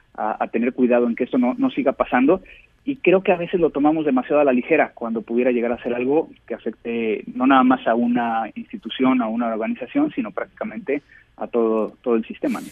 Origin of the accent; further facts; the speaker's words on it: Mexico; como mexicanos